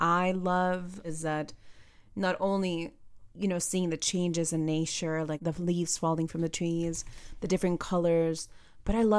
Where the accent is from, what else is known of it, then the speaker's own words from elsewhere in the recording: Puerto Rico; moved away as an adult; now in Florida, United States; I was born and raised in Puerto Rico